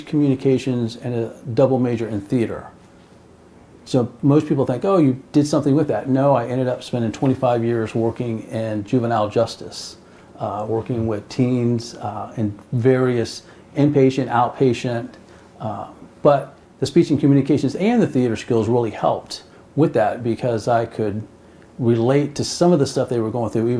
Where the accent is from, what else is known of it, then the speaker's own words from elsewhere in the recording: West Palm Beach, Florida, United States; I was born and raised in West Palm Beach, Florida